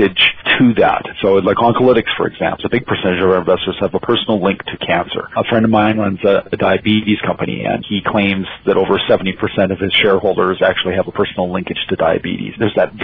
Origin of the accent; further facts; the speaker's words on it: Alberta, Canada; I'm from Alberta, and it's hard to find somebody here who hasn't worked in the oil industry